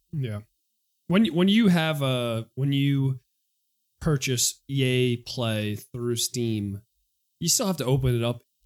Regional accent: New York City, New York, United States; I'm a kid from Queens

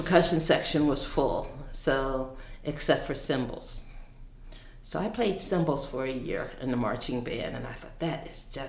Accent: Philadelphia, Pennsylvania, United States; I grew up in Philadelphia

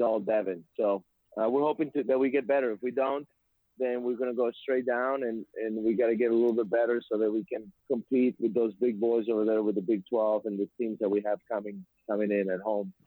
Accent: Mexico; now in United States; I'm from Mexico

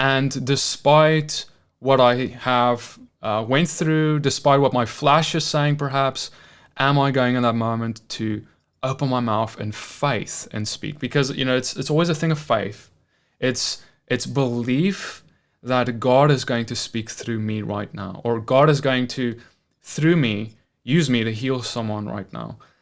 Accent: South Africa; moved away; I'm from South Africa where we have like, is it t, ten or twelve official languages

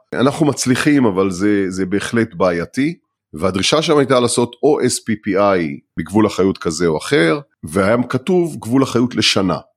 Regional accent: Israel; אנחנו כישראלים

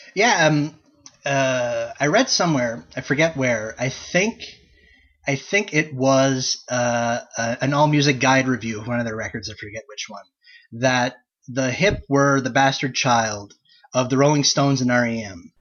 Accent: Canada; We're both Canadian. We are both residents of Canada

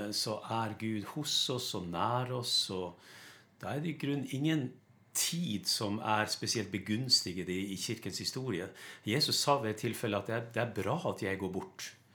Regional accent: Lofoten, Nordland, Norway; moved away; jeg kommer opprinnelig fra Lofoten. Det hører du på dialekta mi

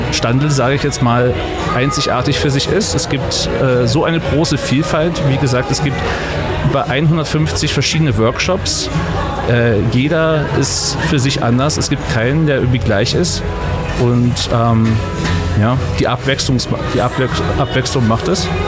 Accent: Berlin, Germany; moved away as an adult; now in Graz, Austria; Bin vor drei Jahren aus Berlin hergezogen, aus Liebe zur Stadt.

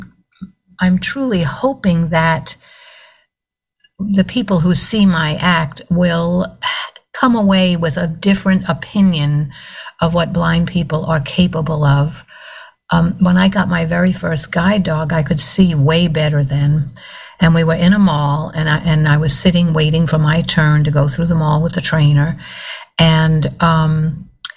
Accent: New York, United States; now in Bradenton, United States; I'm from New York yep. originally

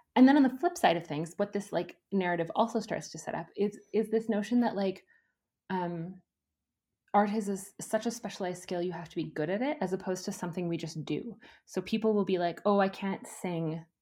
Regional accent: Edmonton, Alberta, Canada; I grew up in Edmonton

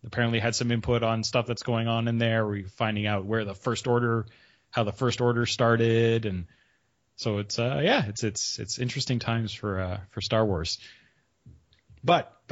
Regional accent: Canada; I'm Canadian

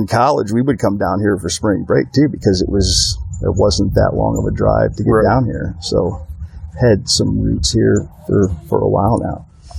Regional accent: Northwest Ohio, United States; moved away; also born or lived in Toledo, Ohio / Hanford, California; But the rest of the time, minus those 4 years, I grew up in Northwest Ohio. Very small town that nobody's ever heard of. There was like 1,000 people living there when I grew up there, and there's probably not more than 1,500 people still there today.

